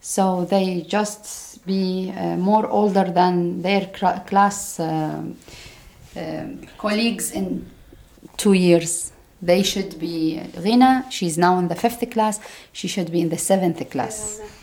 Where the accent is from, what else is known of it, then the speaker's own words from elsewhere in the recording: Jordan; English is a second language; moved away as an adult; now in Denmark; I am from Jordan. Oh. Yeah, I'm Jordanian